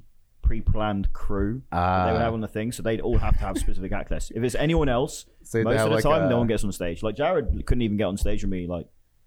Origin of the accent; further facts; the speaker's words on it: England, United Kingdom; Well, yeah, I'm English.